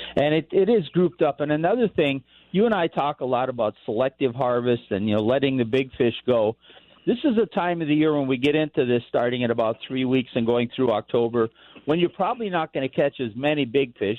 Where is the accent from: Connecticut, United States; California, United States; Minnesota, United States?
Minnesota, United States; Bob Dylan's hometown; now in Colorado, United States; Very well known man from my hometown